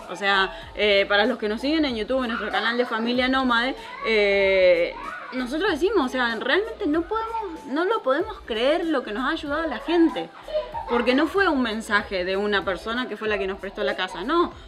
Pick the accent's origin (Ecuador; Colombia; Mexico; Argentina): Argentina; moved away; nosotros somos una familia argentina